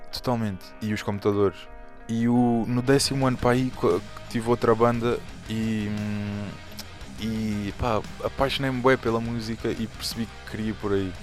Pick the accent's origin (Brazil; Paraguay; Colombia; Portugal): Portugal; estou uh, em Portugal, nasci em Portugal